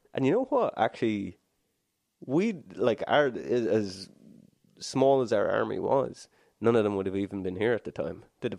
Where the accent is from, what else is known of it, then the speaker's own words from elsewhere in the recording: the exact middle of Ireland, Midlands, Ireland; where I grew up in Ireland is akin to a Colorado in America.